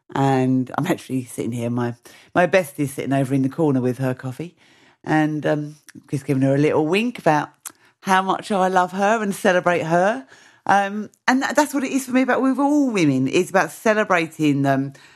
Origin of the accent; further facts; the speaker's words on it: Mersea Island, East of England, United Kingdom; all of my work is based on Mersey Island, my hometown